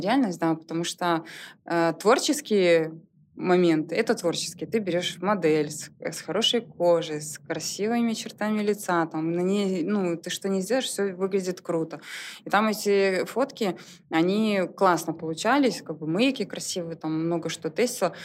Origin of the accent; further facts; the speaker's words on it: Soligorsk, Minsk Region, Belarus; moved away as an adult; now in Minsk, Belarus; я не из Минска, я из Солигорска. Угу. И сюда приехала учиться.